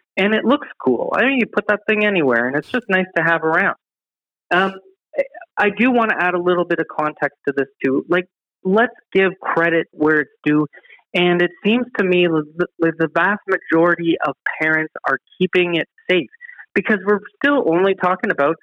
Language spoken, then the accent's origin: English; Ontario, Canada; moved away; I'm from Ontario